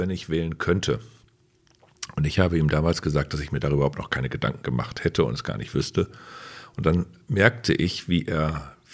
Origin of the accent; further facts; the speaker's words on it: Osnabrück, Lower Saxony, Germany; den Osnabrückern in meiner Heimatstadt gesagt haben, so wäre das, wenn hier eine Mauer durch Osnabrück gebaut würde.